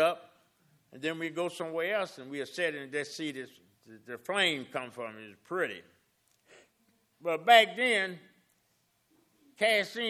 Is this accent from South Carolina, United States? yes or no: yes; South Carolina, United States; also born or lived in Augusta, Georgia; I was born in Augusta, and then moving back in South Carolina.